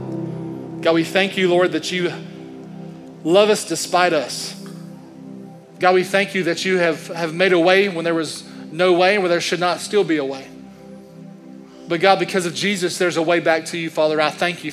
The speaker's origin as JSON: {"language": "English", "country": "United States", "said": "I'm an American man"}